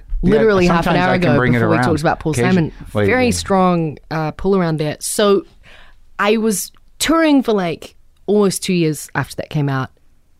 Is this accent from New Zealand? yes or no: yes; New Zealand; I mean, I'm a troll from New Zealand.